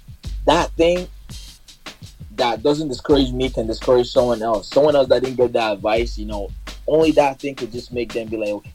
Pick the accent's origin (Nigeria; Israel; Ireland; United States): Nigeria; I'm from Nigeria